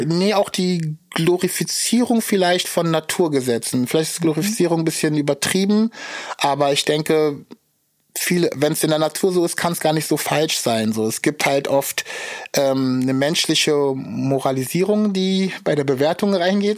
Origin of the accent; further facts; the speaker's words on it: Berlin, Germany; also born or lived in Zaporizhzhia, Ukraine; aufgewachsen bin ich hier um die Ecke in Schöneberg. Ähm, geboren bin ich aber in der Ukraine, Zaporozhye heißt die Stadt